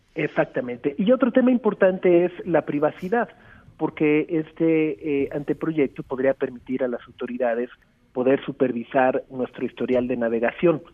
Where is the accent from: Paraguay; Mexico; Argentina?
Mexico